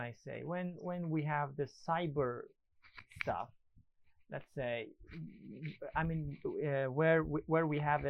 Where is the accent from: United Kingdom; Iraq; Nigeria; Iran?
Iran; English is a second language; now in Istanbul, Turkey; I am from Iran, man. I'm Iranian.